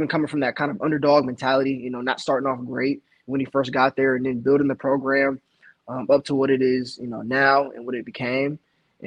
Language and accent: English; Ohio, United States; growing up in Ohio